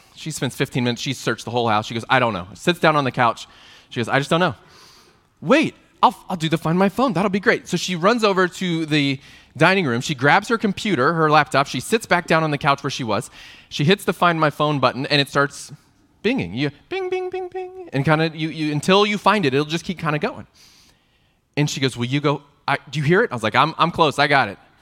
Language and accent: English; Texas, United States; I grew up in Texas in the eighties